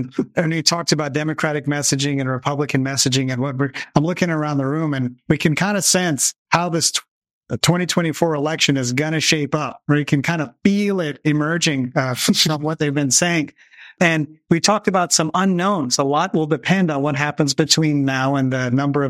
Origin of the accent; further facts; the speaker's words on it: Louisiana, United States; my home state of Louisiana.